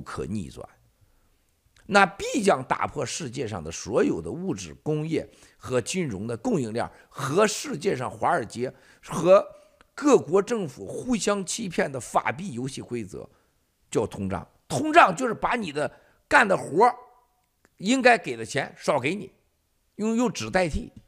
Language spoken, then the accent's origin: Chinese; Shandong, China; now in United States; 我这个山东，我，我，我很，山东人是很操蛋的，我山东人啊，很操蛋的